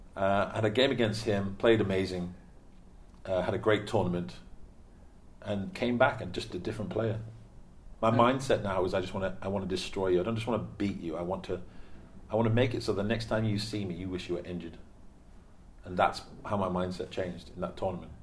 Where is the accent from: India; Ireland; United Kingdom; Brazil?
United Kingdom; Stockport, North West England; moved away as an adult; also born or lived in Pennsylvania; I forgot I was from Stockport, now I'm from Manchester